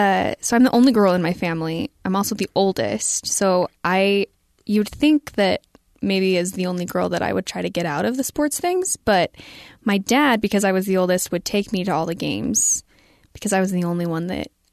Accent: Springville, Utah, United States; I grew up, for those who are local, I grew up in Springville, which is just 10, 15 minutes away, next town over. And so, I was able to live at home

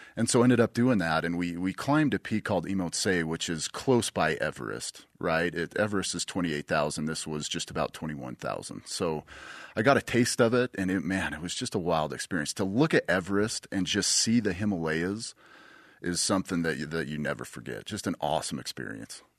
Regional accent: Bountiful, Utah, United States; growing up in Bountiful. We lived right in the mountains

